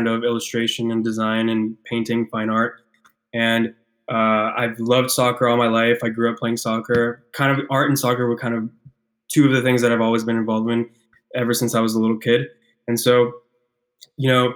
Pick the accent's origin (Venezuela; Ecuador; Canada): Ecuador; moved away; I'm from South America, I'm from Ecuador